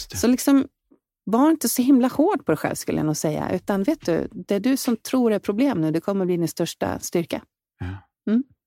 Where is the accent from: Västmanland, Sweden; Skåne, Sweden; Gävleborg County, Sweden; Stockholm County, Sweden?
Stockholm County, Sweden; Vallentuna; moved away as an adult; also born or lived in Danderyd; now in Insjön, Sweden; Jag växte upp i Vallentuna utanför Stockholm